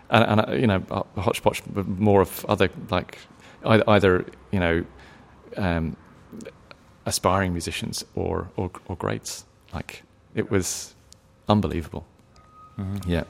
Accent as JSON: {"language": "English", "region": "England", "country": "United Kingdom", "accent": "English", "lives_now": "Australia", "said": "You know, I can tell people at work that I'm from Ireland, and they believe it because they may not have heard that many English accents."}